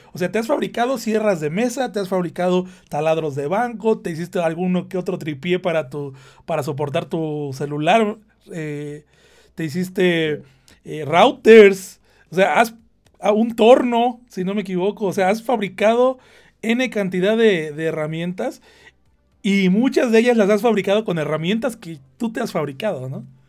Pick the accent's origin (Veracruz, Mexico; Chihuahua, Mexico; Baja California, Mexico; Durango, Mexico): Veracruz, Mexico; moved away; yo de donde soy, de la parte de México de donde soy, Veracruz